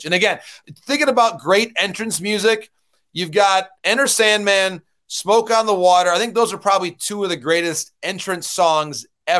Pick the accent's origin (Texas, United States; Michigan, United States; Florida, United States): Michigan, United States; I look at the Tigers here in my home state of Michigan.